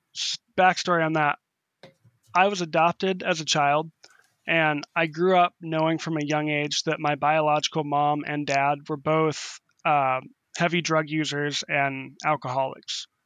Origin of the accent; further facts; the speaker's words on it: North Bend, Washington, United States; now in Waterville, United States; I grew up in North Bend, Washington, which is, which was a small farming town, uh, just outside of Seattle